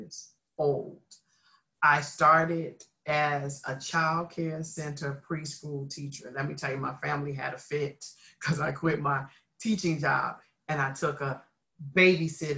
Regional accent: Philadelphia, Pennsylvania, United States; I am a native Philadelphia, Pennsylvania girl. I am from the area known as North Philly

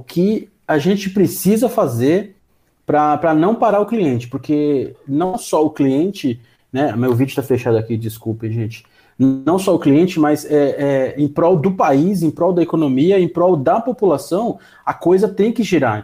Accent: Brazil; a gente, como brasileiro

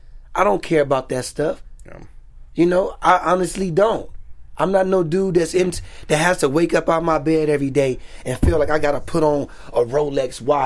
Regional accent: Pasadena, California, United States; also born or lived in Altadena; Pasadena, Altadena, California.

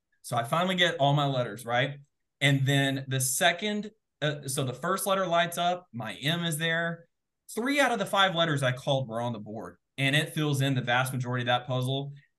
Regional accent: the South, United States; growing up in the South, phrases are kind of a big deal.

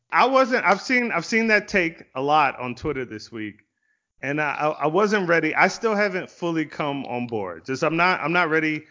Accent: Virginia Beach, Virginia, United States; I grew up in Virginia Beach

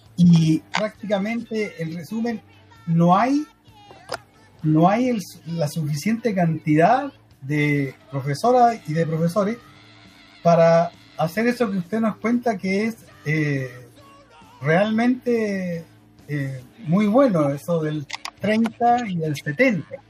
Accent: Antofagasta, Chile; soy antofagastino

